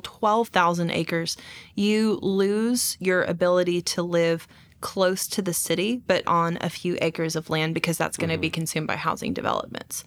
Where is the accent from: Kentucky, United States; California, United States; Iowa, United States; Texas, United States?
Texas, United States; now in Fayetteville, United States; I'm from Texas